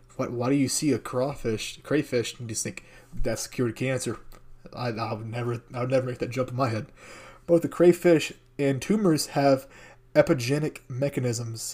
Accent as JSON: {"language": "English", "country": "United States", "said": "I'm American."}